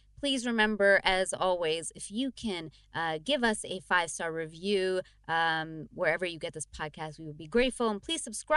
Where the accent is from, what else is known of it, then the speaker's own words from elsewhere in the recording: Toronto, Ontario, Canada; moved away; I'm home in Toronto